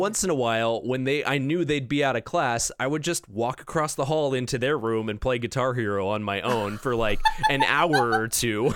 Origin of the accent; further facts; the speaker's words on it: Orange County, Southern California, United States; I grew up in the suburbs of L A, so Orange County